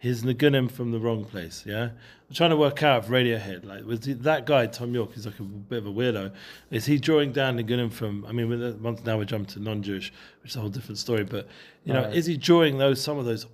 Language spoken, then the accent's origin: English; England, United Kingdom; I'm too English